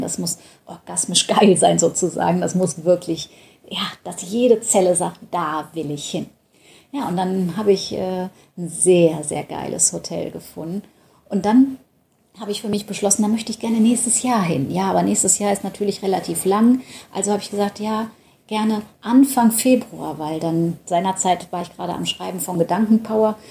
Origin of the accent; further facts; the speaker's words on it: Düsseldorf, North Rhine-Westphalia, Germany; Ich komme ja aus Düsseldorf